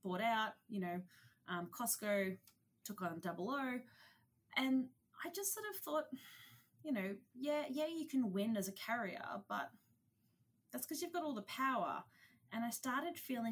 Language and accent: English; Australia; I'm an Aussie. Don't know if you can tell from the accent